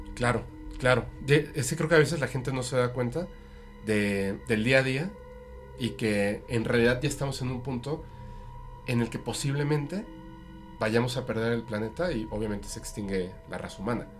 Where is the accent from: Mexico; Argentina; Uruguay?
Mexico; Mexico City; now in Mérida, Mexico; pero soy de la Ciudad de México. O sea, de hecho no nací en la Ciudad de México, pero me crié, o sea, esa parte de mi infancia